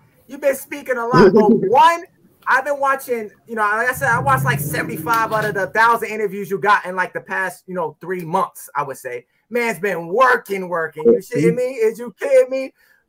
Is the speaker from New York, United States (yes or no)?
yes; New York City, New York, United States; And I'm Puerto Rican from New York City, the birth of hip hop.